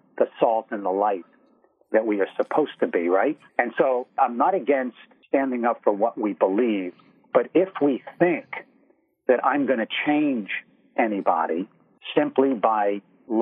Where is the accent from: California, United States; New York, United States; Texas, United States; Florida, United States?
New York, United States; I'm from New York. We've identified that. I've been in media here in New York all my life.